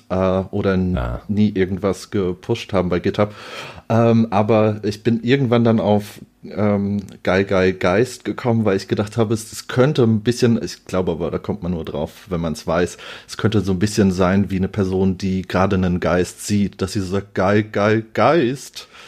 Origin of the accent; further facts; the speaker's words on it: Offenbach, Hesse, Germany; ich bin aus Offenbach